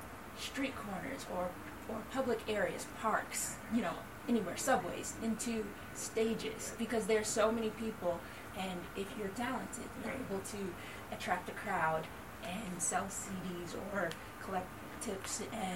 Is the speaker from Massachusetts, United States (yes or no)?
no; Detroit, Michigan, United States; moved away; We're originally from Detroit, Michigan. But my family, we moved to New York City after having performed all over the state of Michigan for many years.